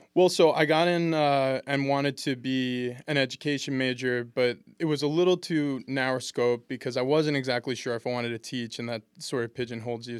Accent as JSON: {"language": "English", "town": "East Meadow", "region": "New York", "country": "United States", "tie": "born or raised there", "said": "we moved to a, a town which I really call my hometown, East Meadow."}